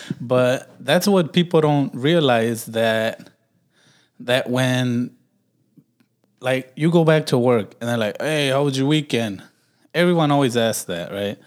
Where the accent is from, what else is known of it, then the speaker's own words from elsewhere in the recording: Milwaukee, Wisconsin, United States; growing up in Milwaukee